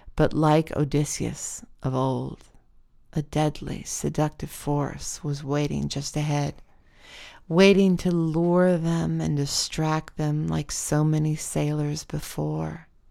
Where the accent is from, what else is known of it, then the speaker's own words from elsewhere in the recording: Wyoming, United States; now in Portland, United States; My hometown in Wyoming had a river running through it, the Platte River